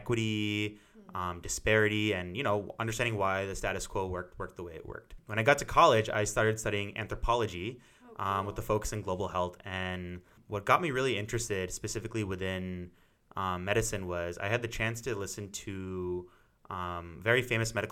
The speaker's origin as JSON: {"language": "English", "town": "St. Louis", "region": "Missouri", "country": "United States", "tie": "born or raised there", "also_born_or_lived": "San Francisco, California / Michigan", "moved": "as an adult", "lives_now": "Ann Arbor, United States", "said": "I'm originally from St. Louis, Missouri. I was born there, grew up my whole life"}